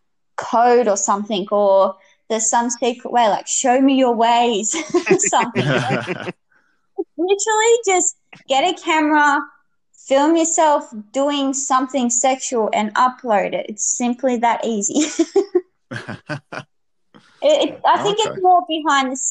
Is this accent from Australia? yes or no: yes; Australia; from Australia